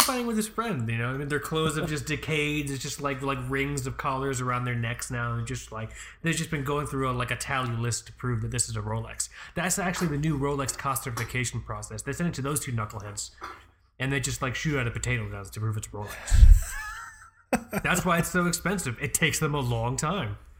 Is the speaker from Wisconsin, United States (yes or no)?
no; Florida, United States; I'm from Florida. I don't know a goddamn thing outside of Florida